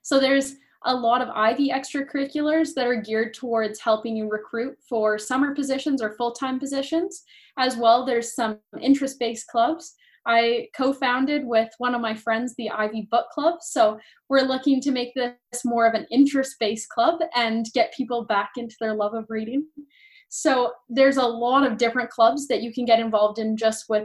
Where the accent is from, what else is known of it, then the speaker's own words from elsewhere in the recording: Calgary, Alberta, Canada; moved away as an adult; now in London, Canada; So I'm from Alberta. I'm from Calgary